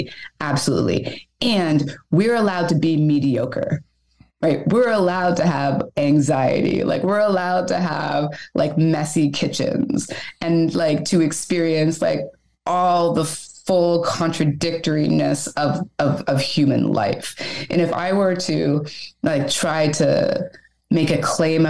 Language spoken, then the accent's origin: English; Canada; now in Montreal, Canada; The question is always, where are you from? And then you say Canada